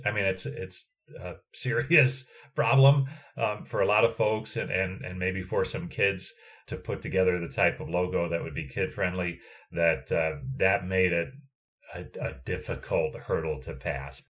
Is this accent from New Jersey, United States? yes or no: yes; New Jersey, United States; I grew up in New Jersey